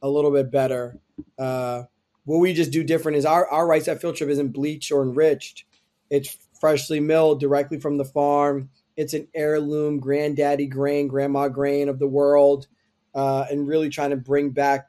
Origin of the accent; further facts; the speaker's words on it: Tobyhanna, Pennsylvania, United States; in the era of the time that I grew up in Pennsylvania in the Poconos